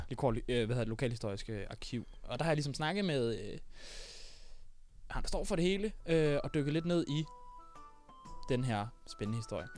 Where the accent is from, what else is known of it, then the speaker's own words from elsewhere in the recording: Funen, Southern Denmark, Denmark; Jeg har været en tur øh, på Fyn, min ja. Øh, hjemstavn